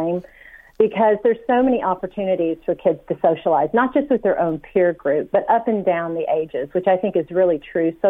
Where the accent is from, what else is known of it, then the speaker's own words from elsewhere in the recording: United States; now in Ireland; I'm originally from the States